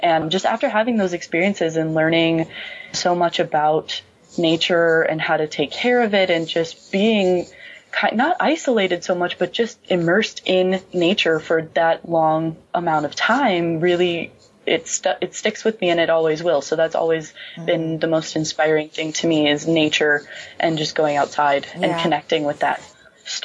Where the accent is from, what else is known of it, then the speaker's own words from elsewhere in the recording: Wisconsin, United States; moved away as an adult; now in Minnesota, United States; I'm originally from Wisconsin